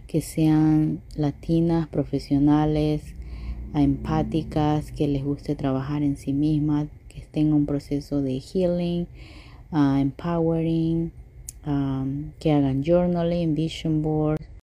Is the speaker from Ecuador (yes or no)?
yes; Ecuador; also born or lived in Sonoma County, California; now in California, United States; soy de Ecuador, vivo en California, Sonoma County específicamente.